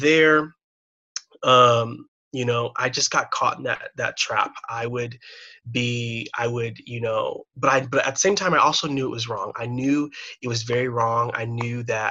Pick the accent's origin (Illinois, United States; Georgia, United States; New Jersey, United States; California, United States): Illinois, United States; Chicago; I was born and raised here in the Midwest, in the suburbs